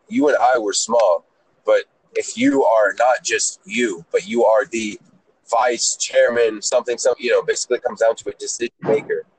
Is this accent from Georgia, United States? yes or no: yes; Atlanta, Georgia, United States; also born or lived in Israel; I'm Israeli. I was born in Israel, age five. I uh, went to Atlanta. I was an immigrant